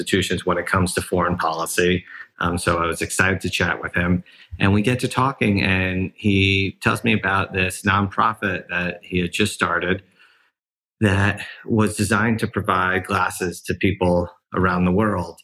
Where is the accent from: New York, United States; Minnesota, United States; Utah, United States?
New York, United States; New York City; I grew up in New York City